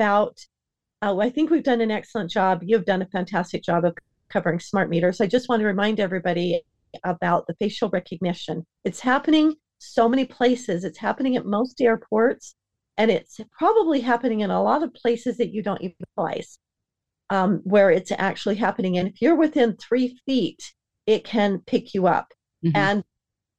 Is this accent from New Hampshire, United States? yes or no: no; Florida, United States; now in Utah, United States; I'm from Florida, and my family, I have family that lives there